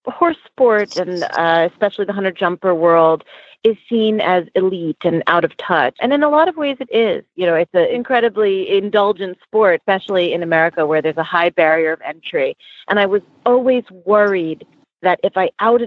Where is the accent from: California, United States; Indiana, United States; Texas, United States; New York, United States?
New York, United States; New York City; I'm born and raised in New York City, and I actually found horses wherever I could in this city growing up